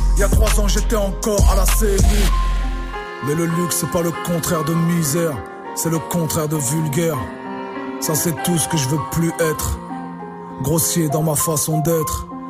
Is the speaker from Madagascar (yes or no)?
no; Le Havre, Normandy, France; j'ai mon côté euh, normand, avrais, Je revendique ma ville depuis longtemps